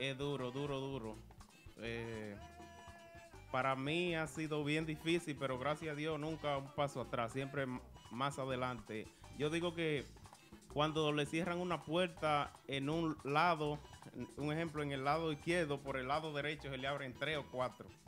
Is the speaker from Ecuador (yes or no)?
no; Santiago de los Caballeros, Santiago, Dominican Republic; Yo soy de Santiago.